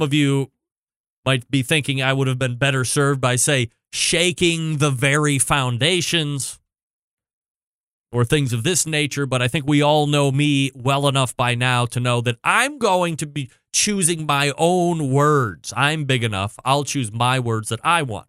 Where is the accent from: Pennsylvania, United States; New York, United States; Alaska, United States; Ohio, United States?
Ohio, United States; Cleveland; Barbecue capital? Cleveland? Yeah, Cleveland, Ohio